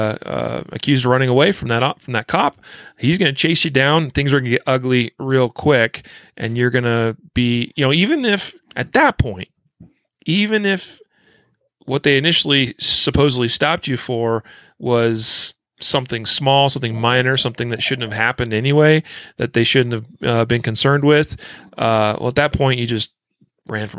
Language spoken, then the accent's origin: English; Idaho, United States; now in Colorado, United States; my state here, Colorado, my home state of Idaho